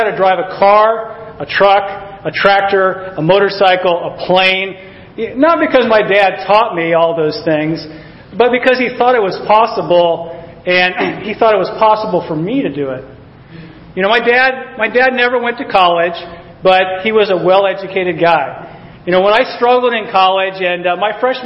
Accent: Alaska, United States; I was born in Alaska

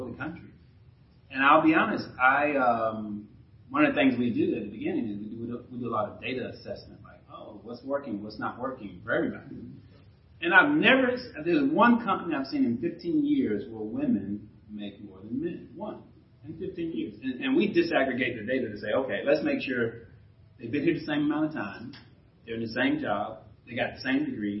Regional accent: Alabama, United States; now in North Carolina, United States; we grew up in Alabama, and we live in North Carolina.

